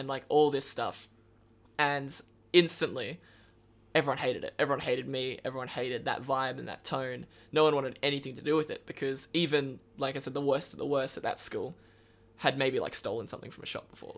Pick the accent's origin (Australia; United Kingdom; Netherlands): Australia; Karratha, Western Australia; born or raised there; now in Perth, Australia